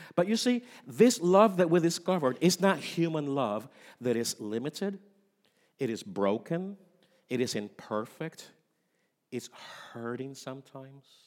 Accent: Puerto Rico; moved away; I am from Puerto Rico, and in Puerto Rico, the three wise men are very important. for our, our culture

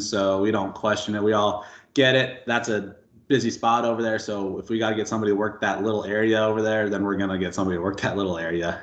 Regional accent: Albuquerque, New Mexico, United States; moved away as an adult; I was born and raised in uh, Albuquerque, New Mexico. Um, lived there for 18, 19 years

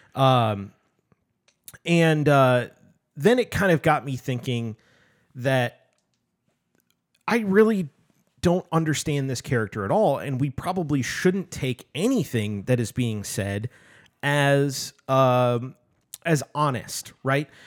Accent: United States; as an American

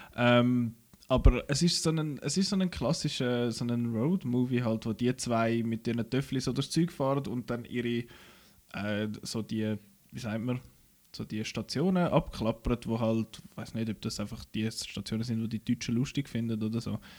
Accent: Switzerland; bei uns in der Schweiz

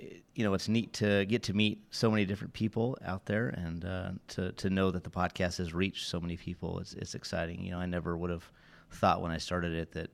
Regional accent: Oregon, United States; moved away as an adult; I was born and raised in Southern Oregon, and so I'm a West Coast guy. Diehard Oregon Duck fan. Got season tickets, go out to every home game, and I moved to Tennessee, Kentucky area in 2008

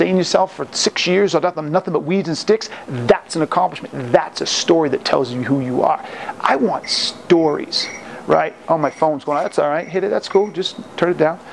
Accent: Boston, Massachusetts, United States; now in Colorado, United States; I'm just getting back from Boston, my hometown

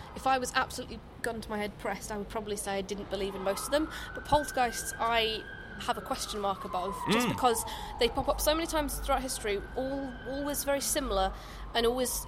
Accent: Scotland, United Kingdom; I'm Scottish

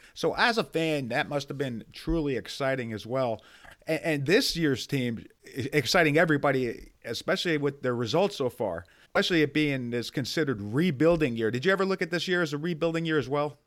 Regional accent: Maplewood, New Jersey, United States; I grew up in Maplewood, so I had the Star Ledger on my porch every morning

